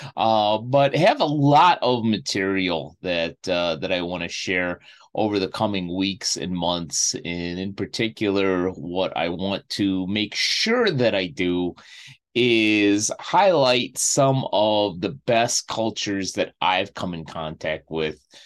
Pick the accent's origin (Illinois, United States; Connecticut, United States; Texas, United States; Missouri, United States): Illinois, United States; Chicago; moved away; I go back to my hometown of Chicago to see family and friends